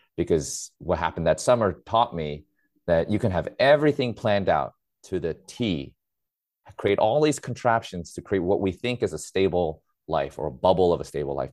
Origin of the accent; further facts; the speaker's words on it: New York City, New York, United States; I grew up in New York City